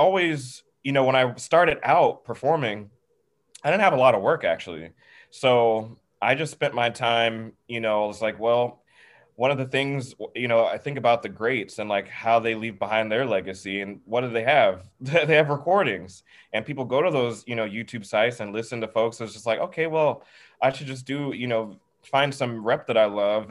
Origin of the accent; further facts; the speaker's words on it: the South, United States; growing up in the South